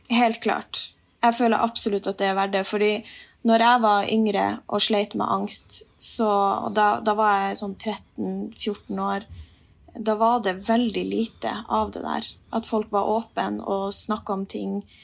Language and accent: Norwegian; Finnmark, Norway; Jeg har jo naturen rundt meg hele tida når jeg er hjemme i Finnmark